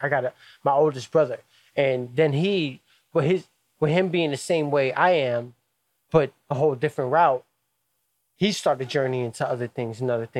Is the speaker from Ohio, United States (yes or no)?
yes; Cleveland, Ohio, United States; Born and raised in Cleveland at Cleveland Metro Health Center. I was born in 88.